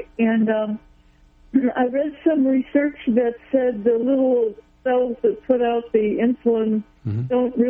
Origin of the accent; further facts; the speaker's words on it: Arcata, California, United States; I'm from Arcata.